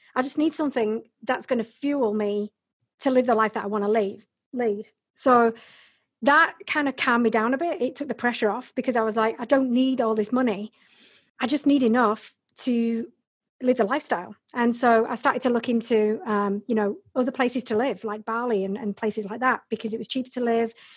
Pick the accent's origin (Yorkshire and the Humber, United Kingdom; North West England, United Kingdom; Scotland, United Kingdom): Yorkshire and the Humber, United Kingdom; Bradford; also born or lived in Hull; I was born and bred in Yorkshire in England, in Bradford.